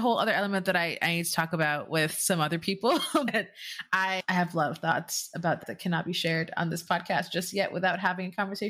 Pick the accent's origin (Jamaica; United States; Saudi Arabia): Jamaica; I'm from the Caribbean. I'm from Jamaica. A lot of Indians in the Caribbean, a lot of Chinese people in the Caribbean.